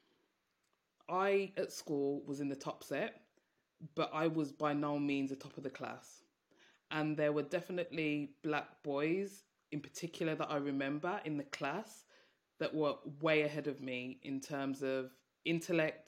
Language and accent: English; Birmingham, West Midlands, United Kingdom; you can probably tell from my accent, I'm from Birmingham, and I grew up in a Jamaican household